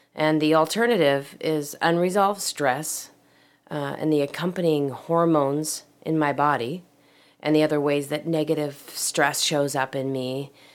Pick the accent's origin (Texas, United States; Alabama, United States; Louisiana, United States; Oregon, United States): Oregon, United States; Portland; moved away; I was in my hometown of Portland, Oregon